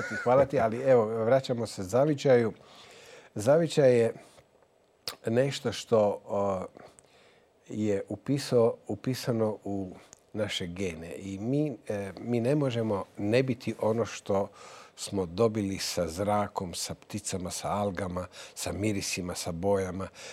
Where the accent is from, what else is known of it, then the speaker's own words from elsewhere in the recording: Novalja, Lika-Senj County, Croatia; ja vraćam dug mome rodnom gradu, mome rodnom mjestu. Zapravo, ne radi se samo o novalji